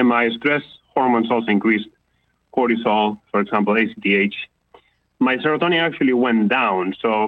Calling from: California, United States; calling from California.

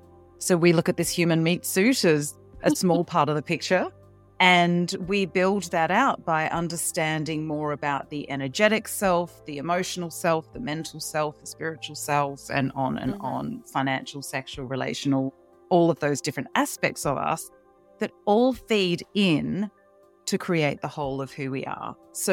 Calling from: Melbourne, Victoria, Australia; I'm down in Melbourne, Australia.

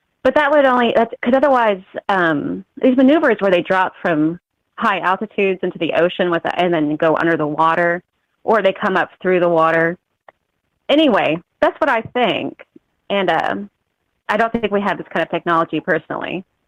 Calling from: Missouri, United States; I'm calling. Oh, okay. I'm calling from Missouri. I don't know if my connection will be okay. I'm pretty rural.

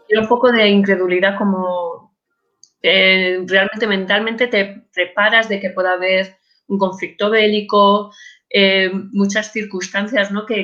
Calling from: Madrid, Community of Madrid, Spain; Desde Madrid

